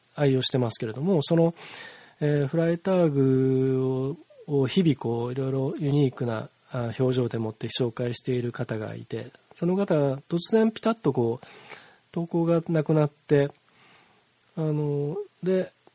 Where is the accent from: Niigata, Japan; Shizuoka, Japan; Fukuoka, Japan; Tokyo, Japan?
Shizuoka, Japan; Hamamatsu; moved away; also born or lived in Nagoya; 生まれ故郷の浜松市